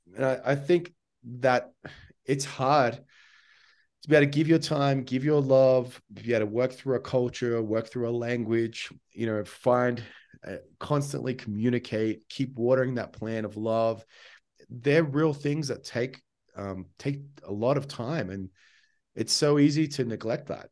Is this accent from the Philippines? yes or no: no; Australia; I'm Australian